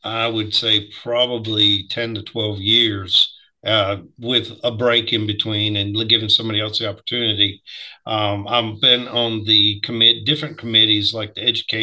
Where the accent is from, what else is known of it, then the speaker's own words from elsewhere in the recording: Wisconsin, United States; moved away as an adult; now in Alabama, United States; I grew up in Wisconsin